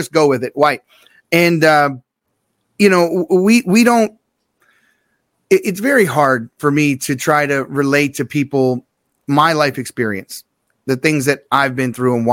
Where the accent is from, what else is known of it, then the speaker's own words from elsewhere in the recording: Baltimore, Maryland, United States; I grew up in Baltimore City. I grew up right next door to the project